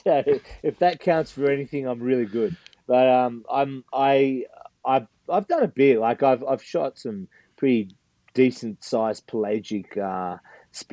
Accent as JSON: {"language": "English", "country": "Australia", "tie": "born or raised there", "accent": "Australian", "moved": "as an adult", "lives_now": "United States", "said": "As you can hear, I've got an Australian accent. So I'm originally from Australia. And now I live in the States"}